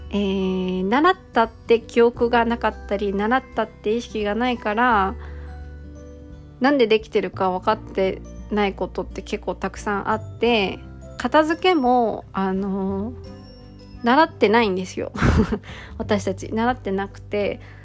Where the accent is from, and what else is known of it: Japan